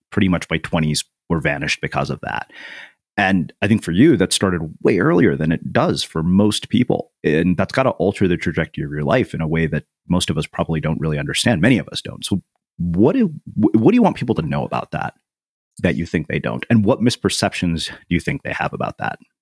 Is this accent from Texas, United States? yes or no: yes; a small Texas town, United States; an Indian kid in a small Texas town, I was extremely self conscious about my ethnicity